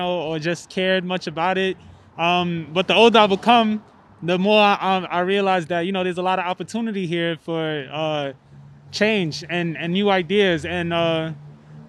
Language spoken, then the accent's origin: English; New York City, New York, United States; also born or lived in Harlem; I was born in Harlem, you know, raised in Brownsville